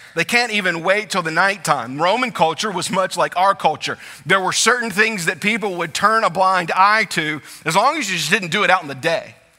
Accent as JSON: {"language": "English", "region": "South Louisiana", "country": "United States", "tie": "born or raised there", "said": "I grew up in South Louisiana. My family had always lived in South Louisiana"}